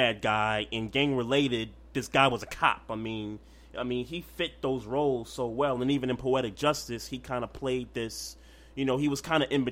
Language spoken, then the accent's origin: English; New York City, New York, United States; growing up in Brooklyn